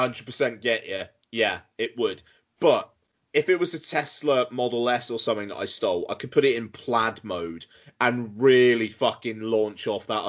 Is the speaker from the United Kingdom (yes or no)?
yes; South West England, United Kingdom; born or raised there